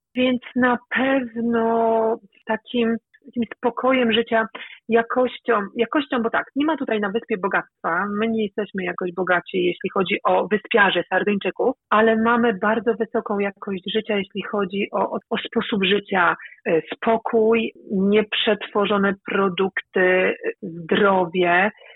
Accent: Elbląg, Warmian-Masurian Voivodeship, Poland; moved away as an adult; now in Sardinia, Italy; w Elblągu na ulicy, tam gdzie, skąd pochodzę

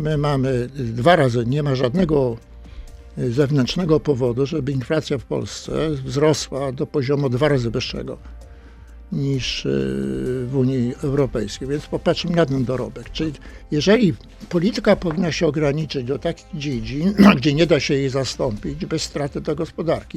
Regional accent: Toruń, Kuyavian-Pomeranian Voivodeship, Poland; obaj pochodzimy z Torunia

